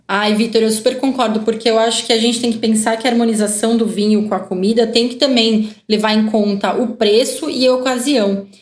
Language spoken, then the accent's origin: Portuguese; Brazil; a gente, como brasileiro